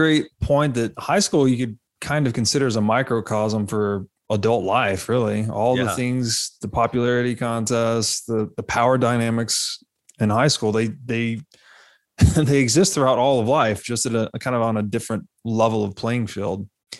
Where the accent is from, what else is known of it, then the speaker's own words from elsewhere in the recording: Tennessee, United States; moved away; also born or lived in Las Vegas; I grew up in Tennessee.